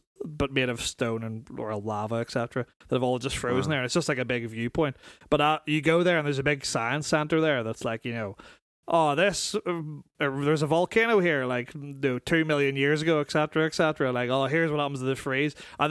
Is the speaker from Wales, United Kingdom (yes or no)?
no; North Down, Northern Ireland, United Kingdom; I'm from North Down.